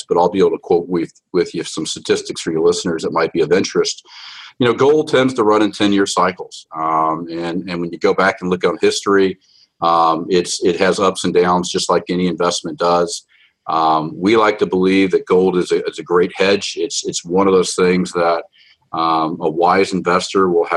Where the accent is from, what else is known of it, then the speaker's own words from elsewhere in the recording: Atlanta, Georgia, United States; I grew up in Atlanta, Georgia, of all places.